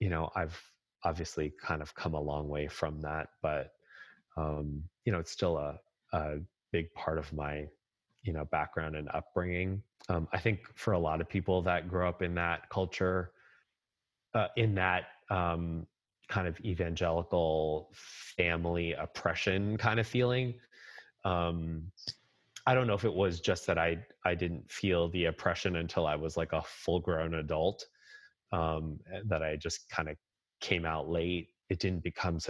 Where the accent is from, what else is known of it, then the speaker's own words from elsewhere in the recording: New Jersey, United States; also born or lived in New York City; I was born in New York City, and then the church was in New York City at the time in Manhattan. And then we moved to Jersey.